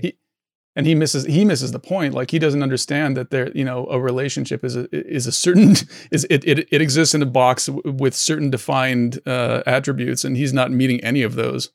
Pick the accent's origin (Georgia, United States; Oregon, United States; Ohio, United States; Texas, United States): Oregon, United States; moved away; also born or lived in San Francisco; I grew up in Oregon, and I moved to San Francisco